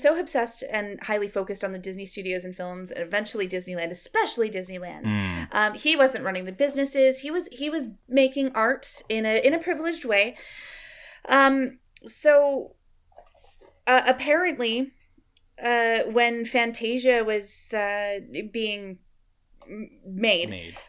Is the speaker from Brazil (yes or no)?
no; Canada; We're both Canadian